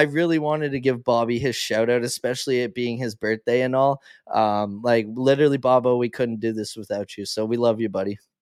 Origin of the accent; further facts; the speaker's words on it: Canada; as a Canadian, like, I'm a very proud Canadian